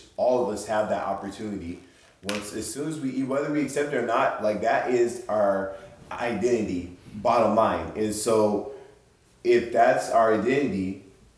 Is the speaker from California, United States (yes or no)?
yes; San Diego, California, United States; born and raised here